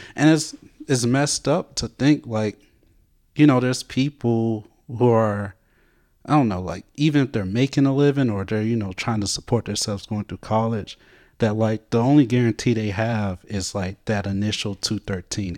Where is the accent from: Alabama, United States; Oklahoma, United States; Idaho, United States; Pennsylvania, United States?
Alabama, United States; Montgomery; moved away